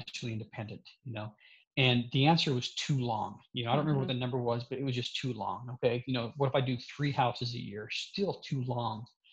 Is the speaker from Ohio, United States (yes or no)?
no; Salt Lake City, Utah, United States; I grew up in Salt Lake City